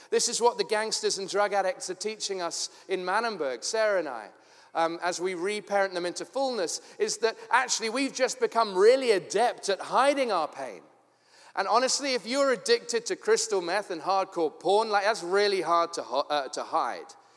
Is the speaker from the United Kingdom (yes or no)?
yes; London, United Kingdom; moved away as an adult; also born or lived in Tooting, London; now in Cape Town, South Africa; I was born in Tooting and grew up in Forest Hill